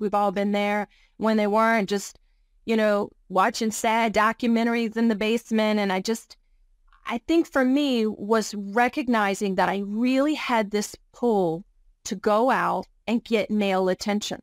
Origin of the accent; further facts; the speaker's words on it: Virginia, United States; I'm originally from Virginia. I grew up just a poor rural upbringing with a single mom.